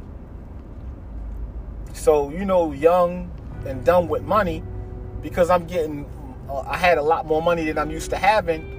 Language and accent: English; New York, United States; moved away; I grew up, part of my life, I grew up in New York. Family in New York.